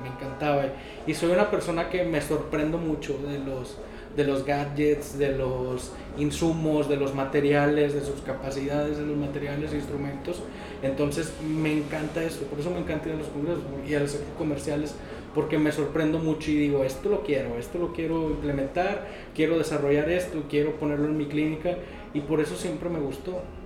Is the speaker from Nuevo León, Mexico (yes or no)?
yes; Monterrey, Nuevo León, Mexico; yo soy originario de aquí de Monterrey